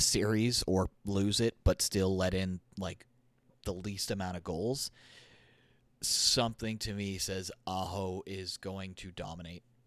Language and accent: English; Alberta, Canada; I was born in Alberta. I was born just a little bit west of Edmonton